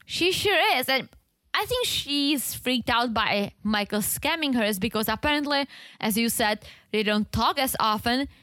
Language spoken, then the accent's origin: English; Czechia; English is a second language; moved away